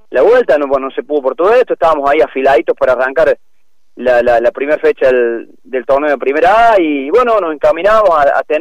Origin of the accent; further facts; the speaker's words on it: Argentina; yo creo que de todas maneras como como como argentinos que somos difíciles hemos hecho bastante bien las cosas